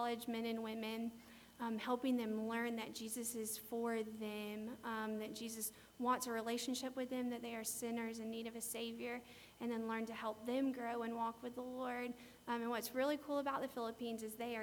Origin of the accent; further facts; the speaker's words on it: United States; I'm an American